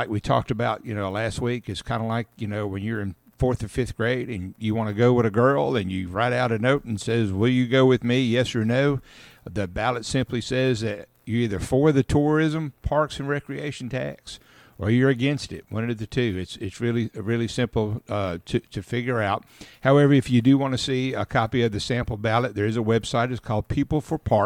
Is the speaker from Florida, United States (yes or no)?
no; Caledonia, Mississippi, United States; I grew up in Caledonia, Mississippi, just outside of Columbus and Columbus Air Force Base